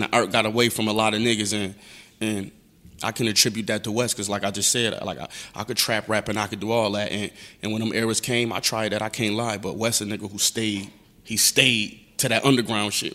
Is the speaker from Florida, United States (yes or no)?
no; Buffalo, New York, United States; I'm from Buffalo, New York, East Side